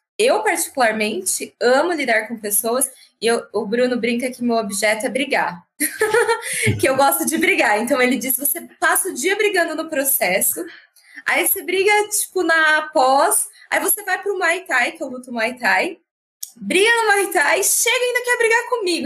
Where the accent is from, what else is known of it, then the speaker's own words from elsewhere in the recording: Francisco Morato, São Paulo, Brazil; eu cresci em Francisco Murato, que é uma cidade mais periférica